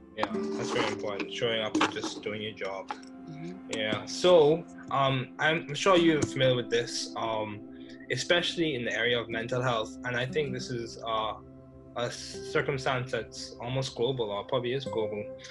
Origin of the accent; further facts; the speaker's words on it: Bahamas; I grew up in the Bahamas